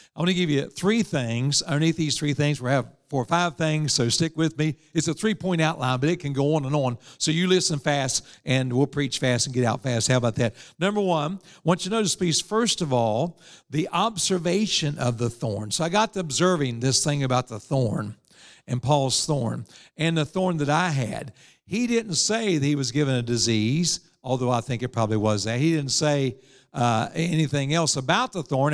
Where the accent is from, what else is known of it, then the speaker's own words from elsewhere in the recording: Evans, West Virginia, United States; I was raised in Evans, West Virginia